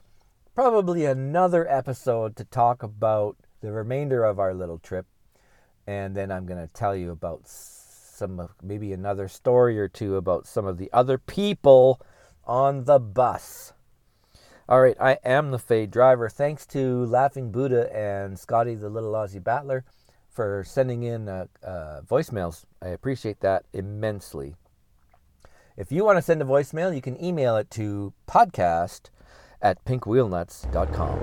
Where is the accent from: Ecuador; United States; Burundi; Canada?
Canada; we're all idiots from Canada.